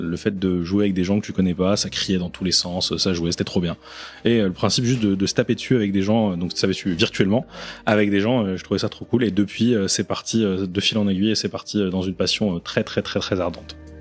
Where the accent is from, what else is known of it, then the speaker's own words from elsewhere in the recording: Reims, Grand Est, France; moved away as an adult; now in Lyon, France; je viens de Reims. J'ai fait à peu près 12 ans là-bas, l'équivalent de toutes mes études supérieures.